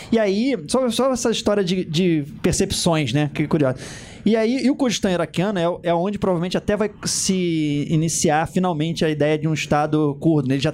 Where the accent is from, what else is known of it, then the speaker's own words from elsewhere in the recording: Rio de Janeiro, Brazil; não, a gente é do Brasil